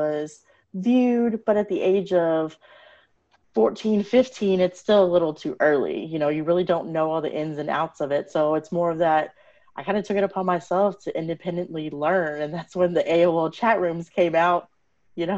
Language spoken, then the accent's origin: English; Texas, United States; My parents are from India. I was born and raised in Texas